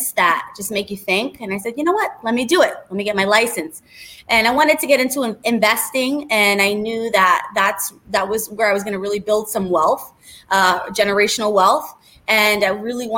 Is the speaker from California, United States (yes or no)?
no; New York City, New York, United States; moved away as an adult; also born or lived in New Jersey; now in Boca Raton, United States; I am actually from New York. I grew up in the Bronx. I grew up in the projects